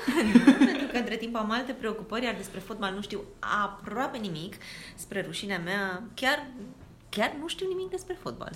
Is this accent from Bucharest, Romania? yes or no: yes; Bucharest, Romania; Eu veneam din Bercen. Bercen este un cartier mărginaș al Bucureștiului